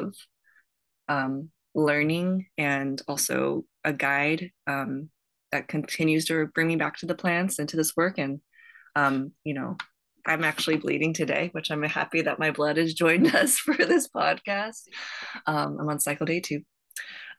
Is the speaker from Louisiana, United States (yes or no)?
no; Las Vegas, Nevada, United States; I am originally I was born and raised in Las Vegas